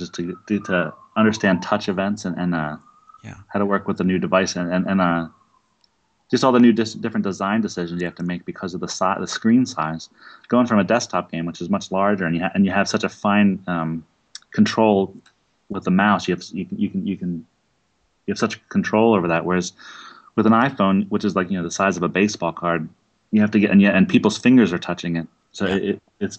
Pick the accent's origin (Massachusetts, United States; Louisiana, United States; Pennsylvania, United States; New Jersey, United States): Pennsylvania, United States; Philadelphia; I'm from Philadelphia